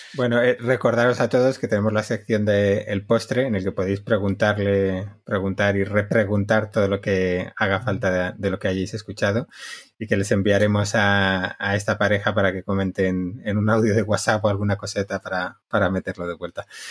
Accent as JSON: {"language": "Spanish", "region": "Basque Country", "country": "Spain", "said": "soy vasco"}